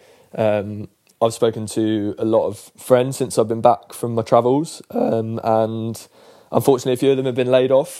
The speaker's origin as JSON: {"language": "English", "region": "London", "country": "United Kingdom", "tie": "born or raised there", "also_born_or_lived": "Ireland (grandparents)", "said": "I was born in Chelsea Westminster Hospital. Spent the first 4 years of my life living in Pimlico"}